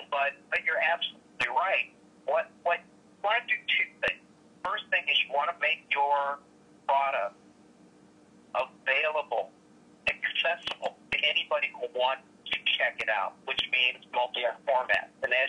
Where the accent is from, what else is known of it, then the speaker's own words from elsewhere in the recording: Illinois, United States; I speak UK English, American English, and then what I grew up with outside of Chicago, Hispanic.